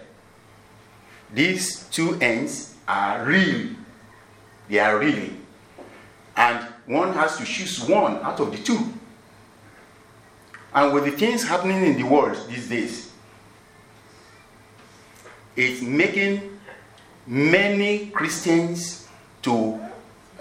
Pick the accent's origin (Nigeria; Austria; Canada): Nigeria; I'm from Nigeria